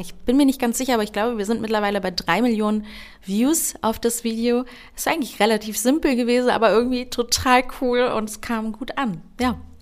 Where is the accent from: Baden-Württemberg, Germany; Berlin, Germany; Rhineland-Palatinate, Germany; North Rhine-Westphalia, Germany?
Berlin, Germany; accent: Berlinerisch; Ich bin hier aber geboren und aufgewachsen. Ich sage auch immer, ich bin eine richtige Berliner Tulpe